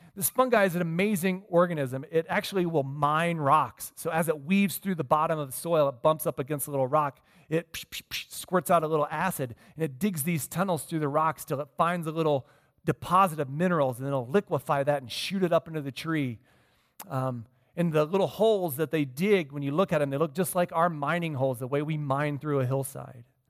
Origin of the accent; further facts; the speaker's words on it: Midwest, United States; moved away; I grew up in the Midwest